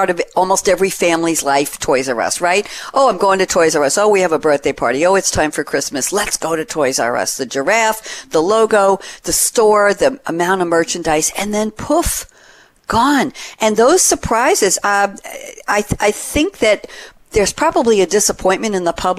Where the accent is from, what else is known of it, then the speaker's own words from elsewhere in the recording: New York City, New York, United States; moved away as an adult; also born or lived in Great Neck, Long Island, New York; now in Durham, United States; where I was born in Queens, New York